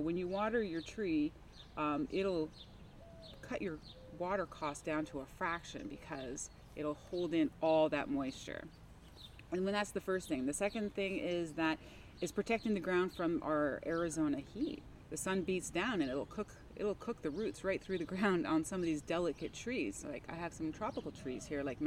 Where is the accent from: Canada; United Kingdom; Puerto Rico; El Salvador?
Canada; now in Tempe, United States; I come from Canada